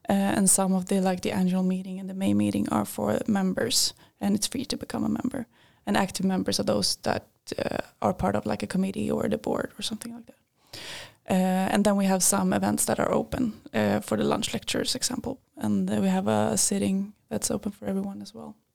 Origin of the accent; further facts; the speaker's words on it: Linköping, Östergötland, Sweden; I work. I go in my second year in mechanical engineering here at LiU University. Uh, I'm from this town. I uh, grew up here. Uh, I'm 25 years old